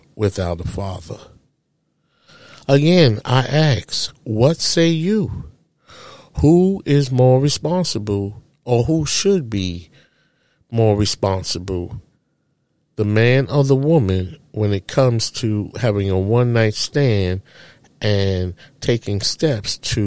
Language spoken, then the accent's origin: English; New York City, New York, United States; as a child growing up in Harlem, USA, in a public housing project